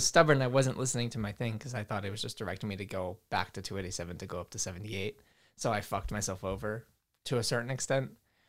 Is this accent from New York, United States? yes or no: yes; Brooklyn, New York, United States; also born or lived in Staten Island; now in New Jersey, United States; It was like, because we're from Brooklyn and then we moved to Staten Island and then we moved to Jersey. So it was like a nice transition.